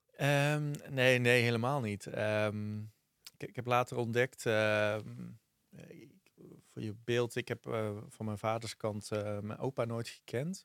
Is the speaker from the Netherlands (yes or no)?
yes; Vught, North Brabant, Netherlands; accent: Brabant; also born or lived in 's-Hertogenbosch; ik kom uit Vught, eh, geboren in Getogen, formeel geboren in Den Bosch